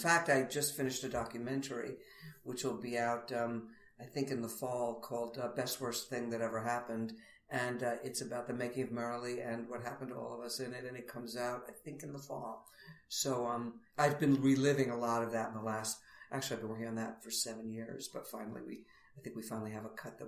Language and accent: English; New York City, New York, United States; I grew up in Queens